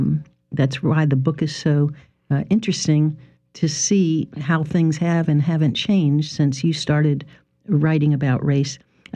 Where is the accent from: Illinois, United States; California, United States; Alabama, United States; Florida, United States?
Florida, United States; Miami; the Miami Herald, my hometown